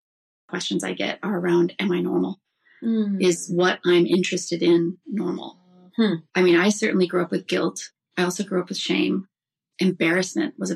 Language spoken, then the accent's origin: English; Iowa, United States; I was raised in the Midwest, in Iowa. Oh, wow. I grew up in Iowa.